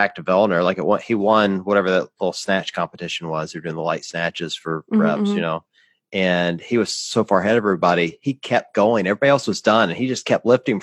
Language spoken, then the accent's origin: English; the South, United States; I grew up in the South